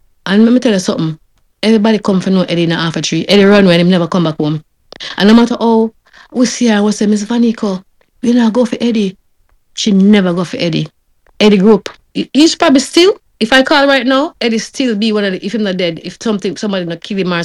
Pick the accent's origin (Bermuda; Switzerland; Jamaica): Jamaica; moved away; when I was growing up in Jamaica